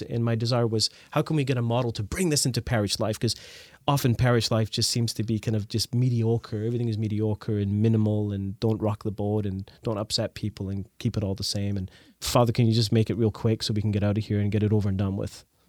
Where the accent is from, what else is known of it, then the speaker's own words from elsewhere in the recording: Scotland, United Kingdom; moved away; also born or lived in Canada; I grew up in Scotland. We moved to Canada